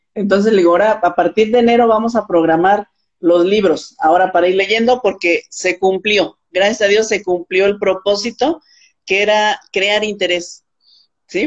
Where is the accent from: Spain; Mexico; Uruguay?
Mexico; Morelos; soy de Morelos, México, y también soy maestra